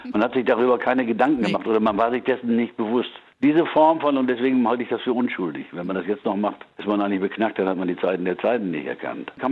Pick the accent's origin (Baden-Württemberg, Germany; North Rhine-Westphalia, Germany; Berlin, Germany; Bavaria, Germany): North Rhine-Westphalia, Germany; Münster; Udo kommt aus Gronau, ich komme aus Münster, unser erster Gitarrist kam aus Borghorst